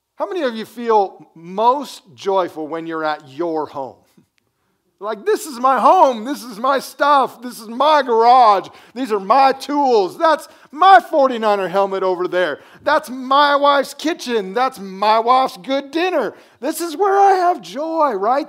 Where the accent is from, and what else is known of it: United States